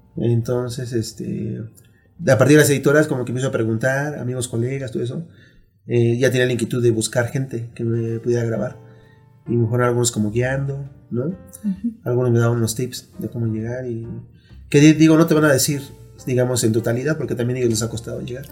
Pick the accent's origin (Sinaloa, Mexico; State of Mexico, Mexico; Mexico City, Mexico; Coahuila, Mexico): Mexico City, Mexico; yo eh, nací aquí, en la Ciudad de México